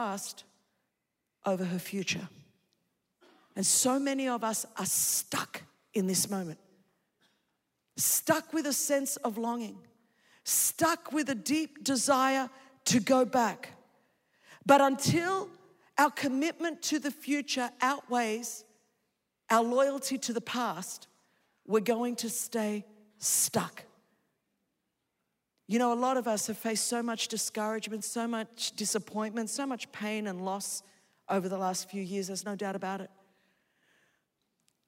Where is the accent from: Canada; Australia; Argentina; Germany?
Australia; Sydney, New South Wales; first language Greek; English is a second language; I was raised in Sydney, Australia, the daughter of Greek immigrants